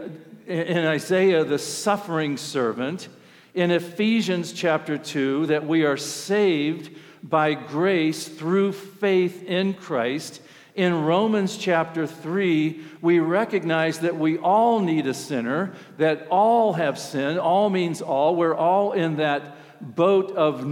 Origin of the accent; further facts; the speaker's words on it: Ohio, United States; I'm from Ohio